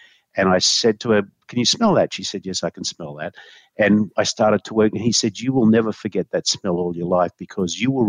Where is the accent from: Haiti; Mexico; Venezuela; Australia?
Australia; moved away; when I grew up in Australia